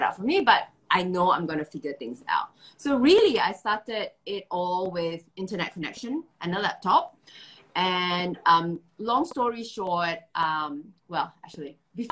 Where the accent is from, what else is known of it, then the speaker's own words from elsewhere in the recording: Malaysia; now in Singapore; I'm based in Singapore. I'm originally from Malaysia.